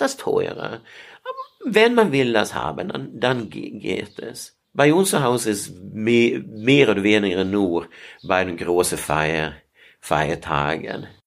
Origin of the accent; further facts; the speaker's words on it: Sweden; German is a second language; now in Heidelberg, Germany; ich komme aus Schweden